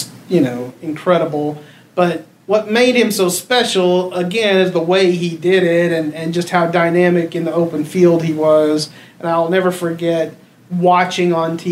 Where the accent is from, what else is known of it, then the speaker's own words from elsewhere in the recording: Brenham, Texas, United States; I was in Brenham, my hometown